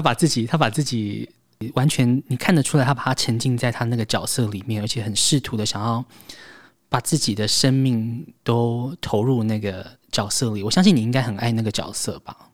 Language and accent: Chinese; Taiwan; 我们台湾人